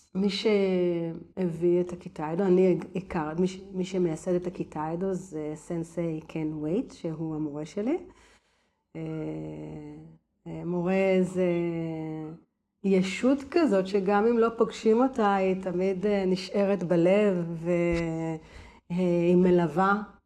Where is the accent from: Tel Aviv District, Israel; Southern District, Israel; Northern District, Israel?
Tel Aviv District, Israel; Givatayim; now in Tivon, Israel; גדלתי בגבעתד